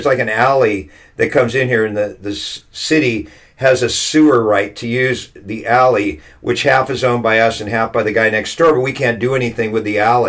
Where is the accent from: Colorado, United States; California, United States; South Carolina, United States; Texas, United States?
California, United States; Southern California. Okay. I'm a fourth generation Californian, maybe fifth generation.